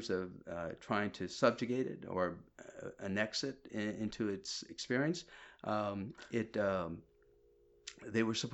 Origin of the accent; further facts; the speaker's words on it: Kerala, India; so I'm from India, right? Mm-hmm. I was mm-hmm. born in India, you know, and um, India, South India, Kerala